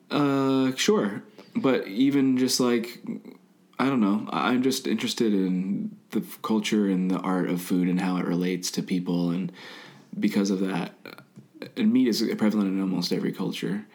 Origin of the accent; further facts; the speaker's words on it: Midwest, United States; I grew up in the Midwest